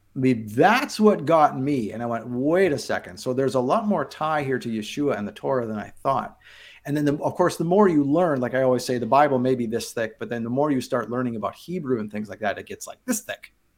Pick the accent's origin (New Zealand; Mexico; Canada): Canada; Abbotsford, British Columbia; moved away; I grew up on the west coast of Canada in a town called Abbotsford, British Columbia, just outside of Vancouver